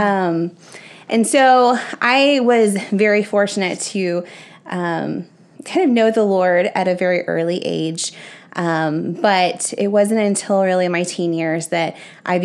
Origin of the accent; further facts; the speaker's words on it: Spring, Texas, United States; I grew up in Spring, Texas